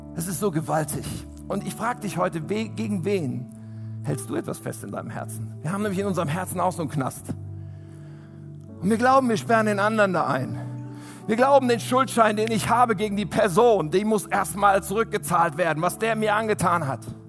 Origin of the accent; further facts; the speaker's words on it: Germany; wir als Deutsche